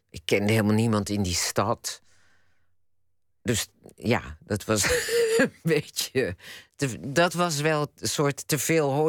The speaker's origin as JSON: {"language": "Dutch", "town": "The Hague", "region": "South Holland", "country": "Netherlands", "said": "Want ik dacht, ik ga dan dat, dat winkeltje dat, dat was in Rotterdam. Ik kwam uit Den Haag. Ik, ik dacht, ik wil weg naar een andere stad."}